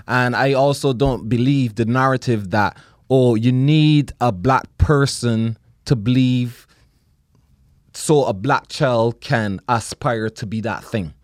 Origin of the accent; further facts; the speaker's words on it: Barbados; moved away; growing up in Barbados